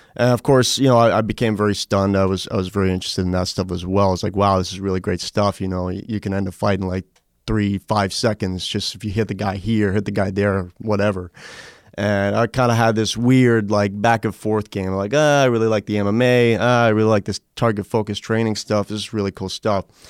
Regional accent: New York, United States; moved away; I grew up in New York, uh, for most of my life.

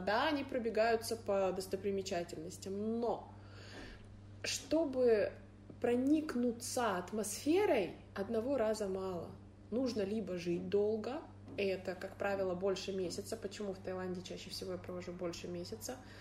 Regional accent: Irkutsk, Irkutsk Oblast, Russia; я из Иркутска

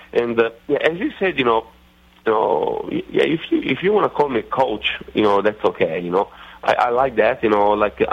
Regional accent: Italy; accent: Italian redneckish; moved away; my Italian redneckish accent

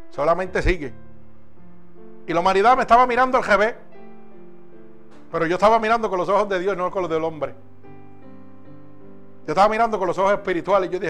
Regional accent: Puerto Rico; moved away; Cuando yo salí de Puerto Rico, salí con una maleta, una máquina de respirar y un sello de muerto en la frente y en la espalda.

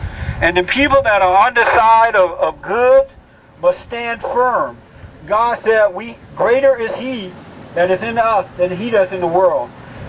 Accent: United States; I am an American. I love my country. I happen to be black, but I love God. I love my family, and I love America.

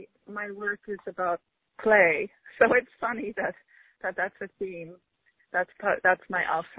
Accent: Ipswich, Massachusetts, United States; also born or lived in Beverly, Massachusetts; now in New York City, United States; I grew up in Ipswich. Yeah. It's really pretty.

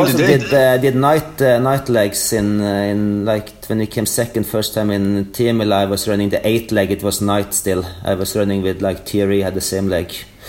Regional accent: Trondheim, Trøndelag, Norway; moved away as an adult; also born or lived in Stockholm, Sweden; I grew up in Trondheim and studied there. And after my studies, I moved to Sweden and stayed there for 5.5 years. And then I lived in Norway again the last 3 years.

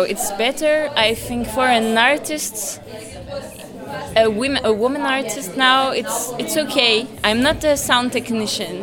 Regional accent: Paris, Île-de-France, France; English is a second language; I come from France, Paris. I mean, I was born there

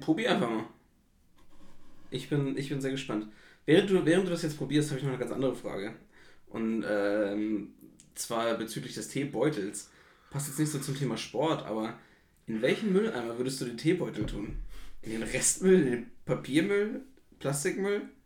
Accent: Flensburg, Schleswig-Holstein, Germany; also ich komme aus Flensburg

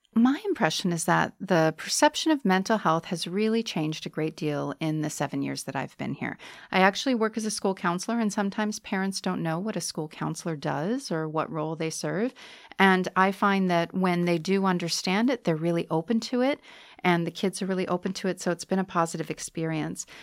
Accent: United States; moved away as an adult; now in Bratislava, Slovakia; I'm an American

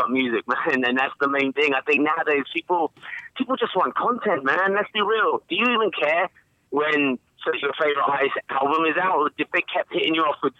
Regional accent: England, United Kingdom; growing up in England, we listened to American music

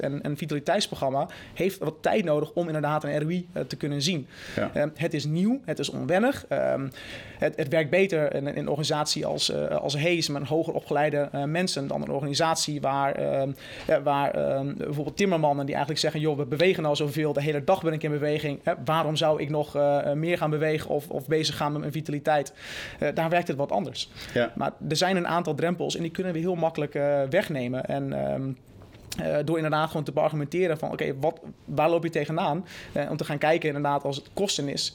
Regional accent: Netherlands; moved away; also born or lived in United States

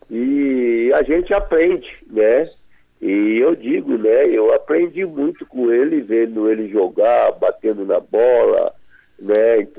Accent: Brazil; Eu acho que não porque a gente é brasileiro, né, que viveu junto com ele

